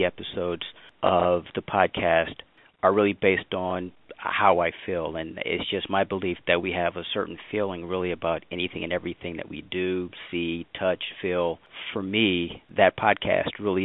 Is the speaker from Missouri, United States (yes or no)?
yes; St. Louis, Missouri, United States; my hometown of St. Louis